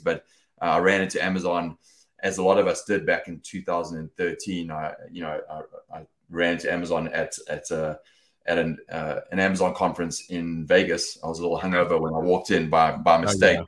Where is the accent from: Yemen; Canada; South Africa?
South Africa; moved away as an adult; also born or lived in United Kingdom; now in Los Angeles, United States; I was born and raised in South Africa